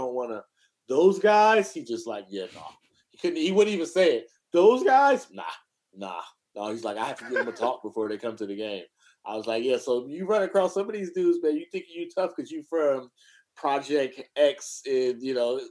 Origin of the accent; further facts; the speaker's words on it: Oakland, California, United States; I grew up in East Oakland.